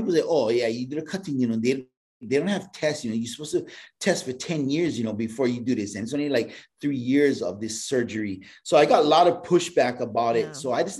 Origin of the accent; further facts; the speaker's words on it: Hawaii, United States; I'm Hawaiian.